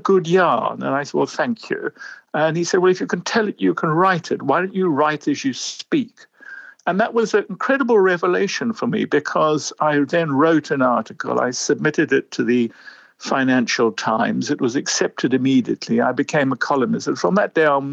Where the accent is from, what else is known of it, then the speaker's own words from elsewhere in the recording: South Africa; moved away as an adult; also born or lived in London; I grew up in South Africa. My parents were British who went out after the war